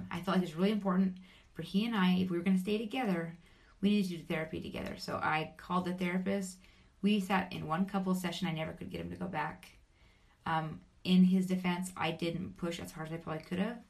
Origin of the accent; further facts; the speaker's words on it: Vernal, Utah, United States; moved away; I was born and raised in Vernal, Utah